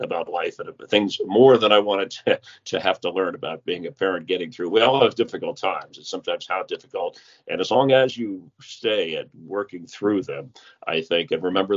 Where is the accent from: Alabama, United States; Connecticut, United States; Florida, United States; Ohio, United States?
Florida, United States; South; moved away; also born or lived in Los Angeles; I grew up in South Florida, and then we lived in Los Angeles